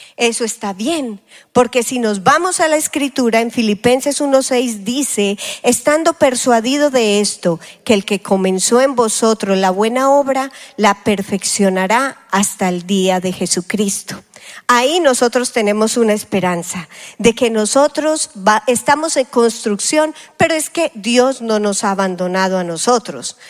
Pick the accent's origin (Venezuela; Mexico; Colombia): Colombia; now in United States; como decimos en Colombia